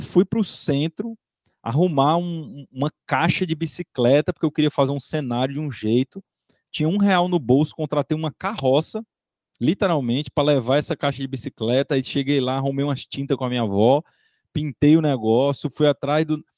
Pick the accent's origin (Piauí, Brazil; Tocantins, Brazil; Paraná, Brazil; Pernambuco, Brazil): Piauí, Brazil; Piripiri; eu sou lá do interior do Piauí, né? Minha cidade chama Piripiri